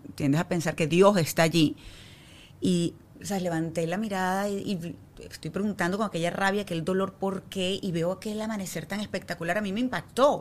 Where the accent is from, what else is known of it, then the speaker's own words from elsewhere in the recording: Venezuela; now in Miami, United States; yo soy venezolana